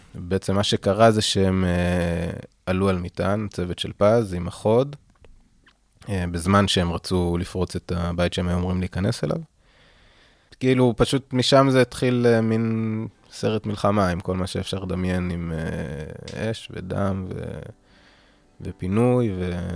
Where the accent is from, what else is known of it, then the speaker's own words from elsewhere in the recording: Kfar Tavor, Northern District, Israel; אני במקור מכפר תבור